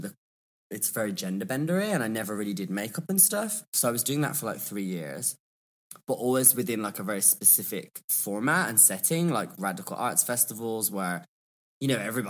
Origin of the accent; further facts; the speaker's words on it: Birmingham, West Midlands, United Kingdom; also born or lived in London; I am from Birmingham, or Birmingham, as we call it. And I just feel like my accent kind of evolved when I studied in London.